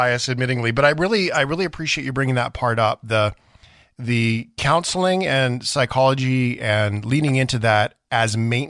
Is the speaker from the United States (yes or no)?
no; Canada; As a Canadian who is a hockey fan